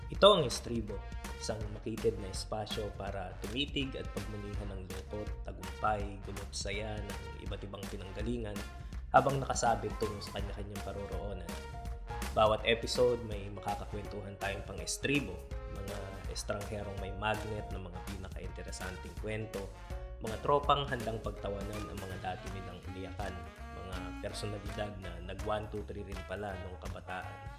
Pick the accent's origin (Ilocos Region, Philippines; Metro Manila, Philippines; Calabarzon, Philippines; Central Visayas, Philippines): Ilocos Region, Philippines; Ilocano; ikapwa ako Ilocano